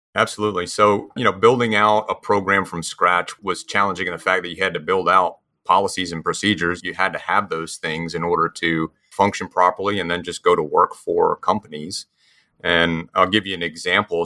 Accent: New Jersey, United States; moved away as an adult; also born or lived in Mississippi / Lafayette, Louisiana; now in Houston, United States; I'm actually originally from New Jersey, so I'm a, a transplanted Yankee to the South.

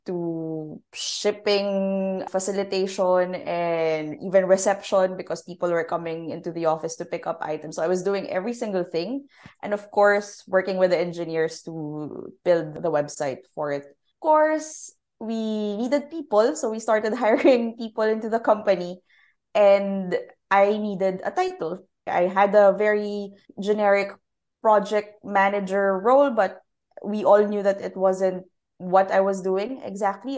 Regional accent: Philippines; moved away; I'm originally from Philippines

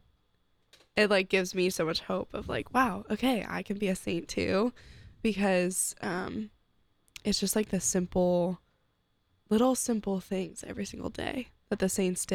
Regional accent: Steubenville, Ohio, United States; I'm from Steubenville.

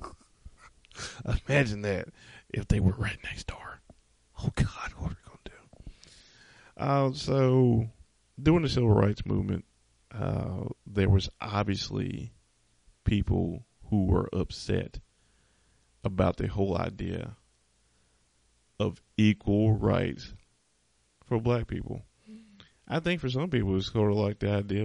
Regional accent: the South, United States; I'm from the South

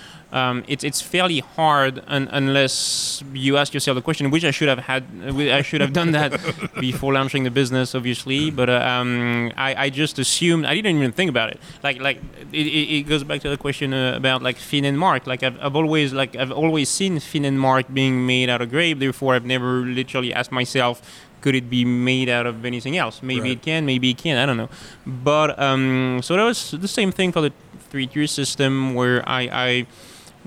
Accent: France; moved away; I grew up in France

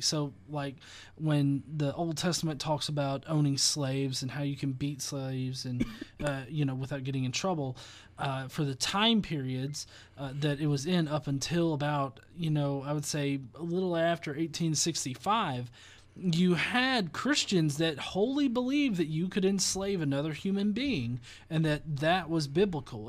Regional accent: the American South, United States; as a Southerner

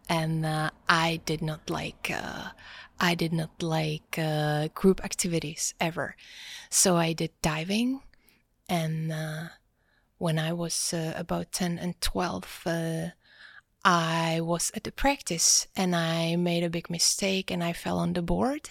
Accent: Prague, Czechia; also born or lived in Norway / Gothenburg, Sweden / United States; I was born and raised in Prague

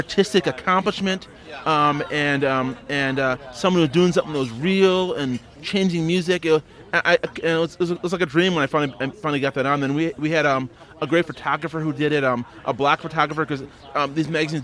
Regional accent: Brockport, New York, United States; also born or lived in Kingston, Jamaica; I was actually born in Kingston, Jamaica. I was raised in upstate New York. I left Jamaica when I was a month old, so I have no accent.

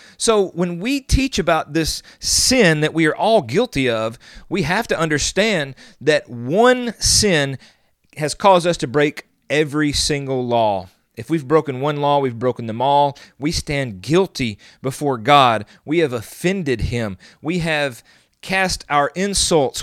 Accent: the South, United States; I'm from the South

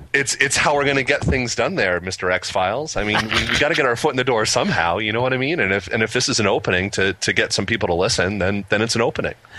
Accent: New Jersey, United States; now in Massachusetts, United States; I'm from New Jersey. I'm a Jersey boy originally

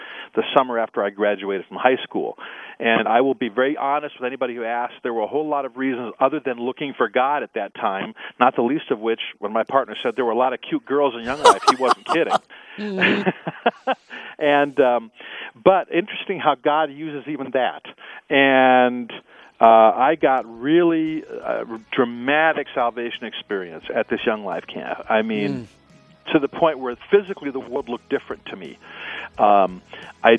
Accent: Omaha, Nebraska, United States; I grew up in Omaha, Nebraska

